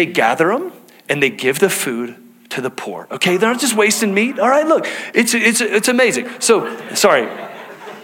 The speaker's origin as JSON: {"language": "English", "region": "Texas", "country": "United States", "tie": "born or raised there", "moved": "yes", "lives_now": "Salt Lake County, United States", "said": "growing up in Texas, all right, hunting was just a part of how we spent our free time as a family"}